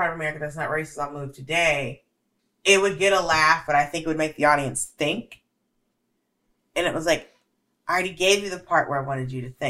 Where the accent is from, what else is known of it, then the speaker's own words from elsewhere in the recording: Georgia, United States; Bitch, I'm from Georgia.